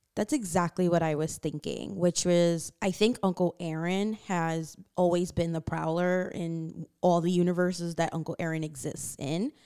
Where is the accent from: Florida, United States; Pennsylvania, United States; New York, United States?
New York, United States; New York City; growing up in Queens and having, like, different friends from different backgrounds